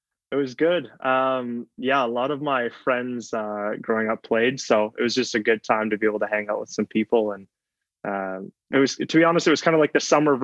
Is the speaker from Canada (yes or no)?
yes; Mississauga, Ontario, Canada; also born or lived in Waterloo; I grew up in Mississauga, or around just outside of Toronto, you know, 30, 40 minutes outside of Toronto